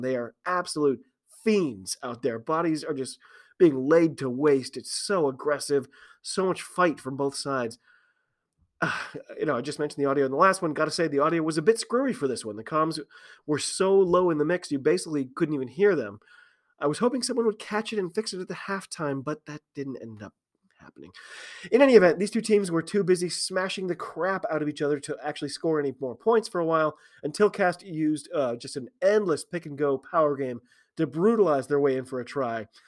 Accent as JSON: {"language": "English", "country": "United States", "said": "I'm an American rugby fan"}